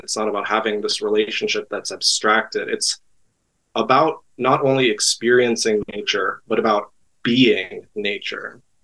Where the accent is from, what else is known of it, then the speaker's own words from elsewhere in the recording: East Coast, United States; moved away as an adult; also born or lived in Great Lakes region; now in Los Angeles, United States; I grew up on the East Coast